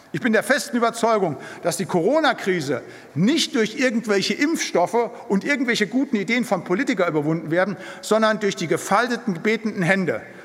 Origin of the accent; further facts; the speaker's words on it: Siegerland, North Rhine-Westphalia, Germany; moved away; Da, wo ich herkomme, aus dem Siegerland, in den Gemeinschaftskreisen